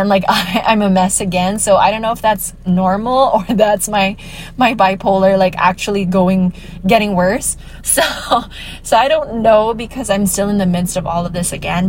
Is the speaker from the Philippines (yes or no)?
yes; Iloilo City, Western Visayas, Philippines; I'm from Iloilo City